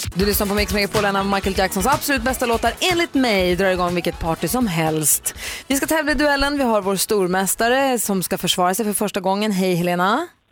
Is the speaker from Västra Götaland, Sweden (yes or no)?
no; Luleå, Norrbotten County, Sweden; I Luleå där jag är uppvuxen